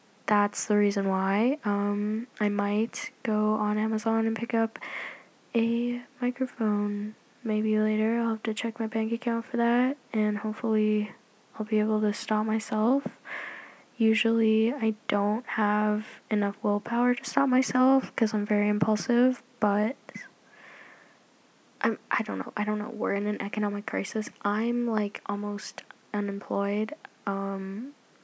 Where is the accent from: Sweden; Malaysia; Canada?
Canada; I'm Canadian